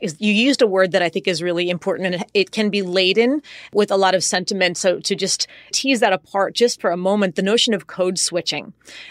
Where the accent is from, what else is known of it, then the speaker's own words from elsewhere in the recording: United States; first language en; I mean, English is my first language, Spanish is my second, which is not nearly as good as my English, but still, all things considered, fluent.